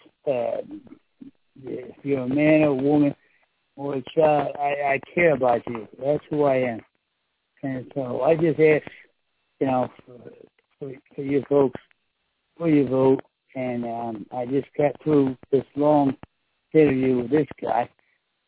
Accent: Florence, New Jersey, United States; I am a lifelong resident of Florence, New Jersey. I believe in this district. It's a district that's very important to me. I grew up living near the Delaware River

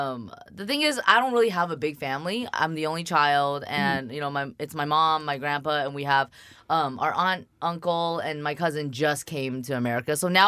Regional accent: Shanghai, China; moved away; So I'm from Shanghai. I was born in Shanghai.

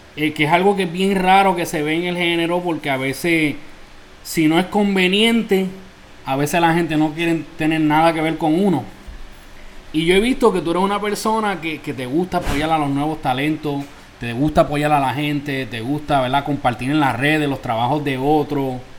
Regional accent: Isabela, Puerto Rico; now in New York, United States; mi pueblo Isabela, Puerto Rico

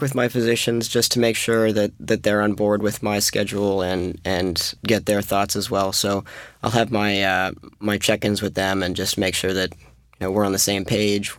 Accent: Massachusetts, United States; we're from Massachusetts

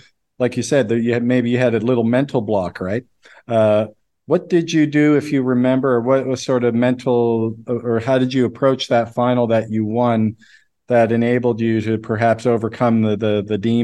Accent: Nova Scotia, Canada; I'm from Nova Scotia, Canada, which is near, it's the East Coast

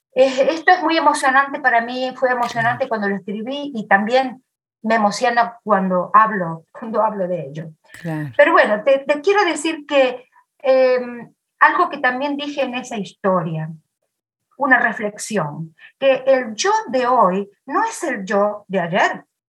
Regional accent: Argentina; moved away; mi pueblo y muchos otros pueblos divididos por la vía del tren

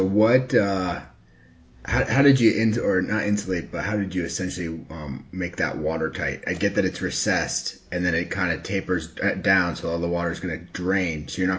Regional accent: Colorado, United States; moved away; I grew up in Colorado

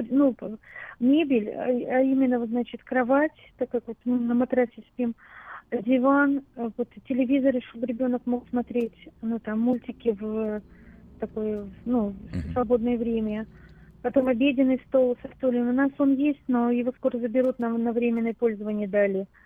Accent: Moscow, Russia; now in Sacramento, United States; Мы год назад приехали с дочерью а, из России, из города Москвы.

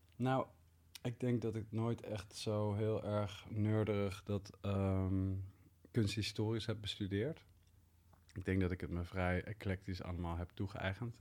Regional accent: Leiden, South Holland, Netherlands; Ik groeide op in Leiden

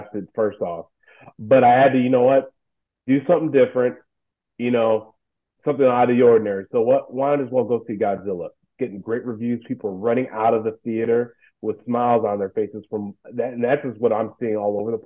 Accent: United States; I'm an American

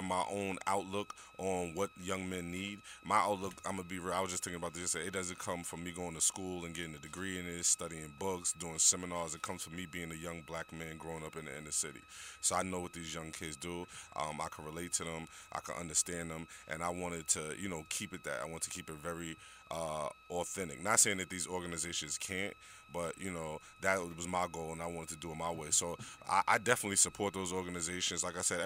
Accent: New York City, New York, United States; I grew up in New York City as a young man, single-parent household

